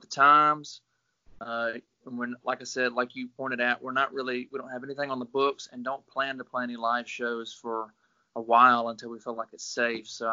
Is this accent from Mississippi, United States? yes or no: yes; Greenville, Mississippi, United States; also born or lived in Gulfport, Mississippi; I'm originally from Greenville, Mississippi, the Delta